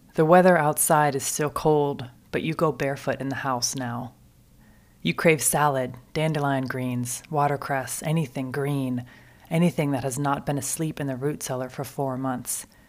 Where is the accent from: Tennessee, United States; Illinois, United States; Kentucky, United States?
Kentucky, United States; moved away as an adult; now in Wisconsin, United States; I'm from Kentucky, where spring is measured by the blooms.